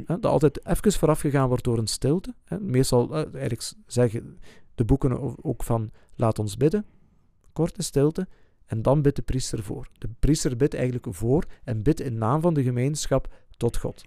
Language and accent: Dutch; Flanders, Belgium; bij ons in Vlaanderen